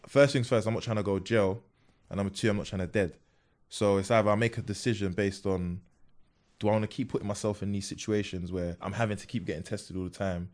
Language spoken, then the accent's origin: English; London, United Kingdom; also born or lived in Peckham; born in Peckham, then I moved from Peckham to Bermondsey